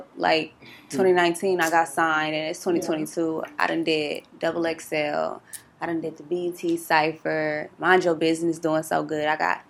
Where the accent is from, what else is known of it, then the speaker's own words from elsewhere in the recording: Milwaukee, Wisconsin, United States; I'm originally from Milwaukee, Wisconsin. I'm a Midwest